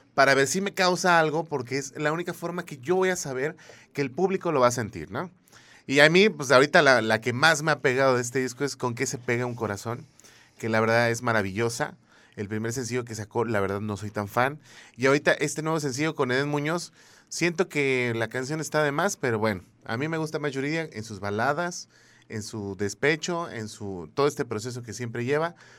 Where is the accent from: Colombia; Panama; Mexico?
Mexico; como buen mexicano